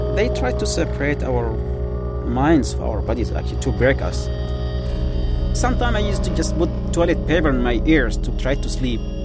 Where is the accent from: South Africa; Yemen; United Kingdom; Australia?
Yemen; moved away; I am from Yemen, actually, Arab Peninsula, the country of love.